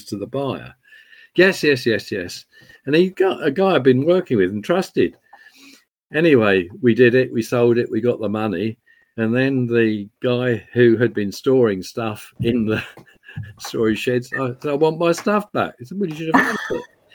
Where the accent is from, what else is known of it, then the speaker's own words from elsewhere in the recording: England, United Kingdom; also born or lived in London; now in Scotland, United Kingdom; I'm an Englishman